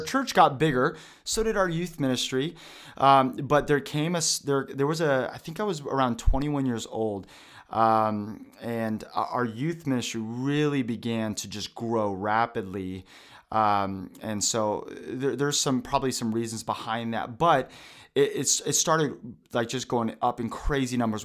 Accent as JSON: {"language": "English", "town": "Vancouver", "region": "Washington", "country": "United States", "tie": "born or raised there", "also_born_or_lived": "Portland, Oregon / Tri-Cities, Washington", "said": "We helped start a church in Vancouver, Washington, probably 20, 30 minutes away"}